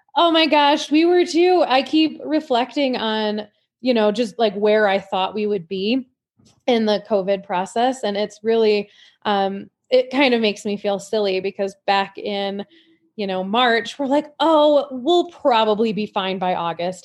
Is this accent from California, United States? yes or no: no; Indian River, Michigan, United States; moved away as an adult; also born or lived in Petoskey, Michigan / Denver, Colorado; now in Keystone, United States; I grew up in Indian River and, um, lived in Petoskey in northern Michigan